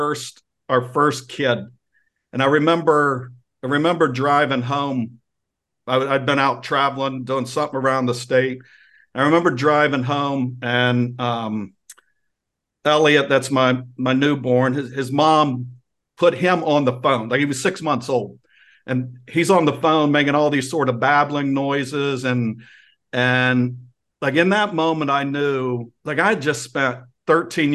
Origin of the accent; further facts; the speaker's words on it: Ohio, United States; now in Virginia, United States; I grew up in Ohio